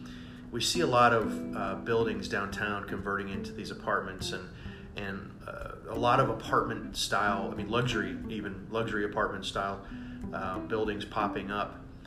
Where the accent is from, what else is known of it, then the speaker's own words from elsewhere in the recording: Tampa Bay, Florida, United States; I come from Tampa Bay, and so I do kind of know what's going on in Tampa Bay. That's where I did most of my real estate investing, and of course, if you know anything about 2008, you understand why I moved to Ohio.